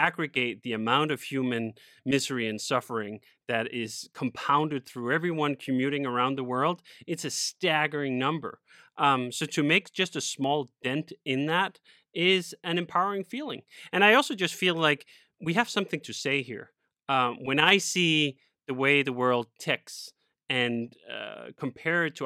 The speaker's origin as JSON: {"language": "English", "town": "Copenhagen", "region": "Capital Region of Denmark", "country": "Denmark", "tie": "born or raised there", "also_born_or_lived": "Spain", "moved": "as an adult", "said": "I grew up in Copenhagen, Denmark, and stayed there for about 25 years"}